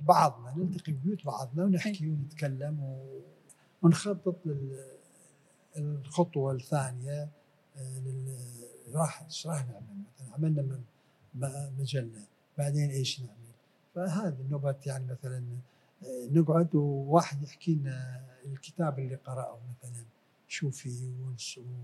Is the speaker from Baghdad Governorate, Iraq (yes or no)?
no; Basra, Basra Governorate, Iraq; moved away; also born or lived in Europe; أنا أظل عراقي من بصرة.